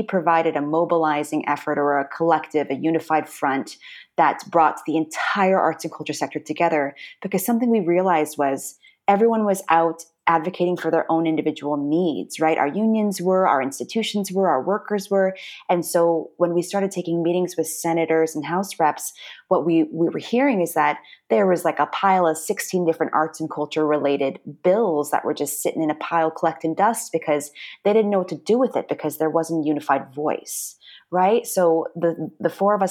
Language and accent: English; Orange County, Southern California, United States; moved away as an adult; also born or lived in New York City; I'm from Southern California. I was raised in Orange County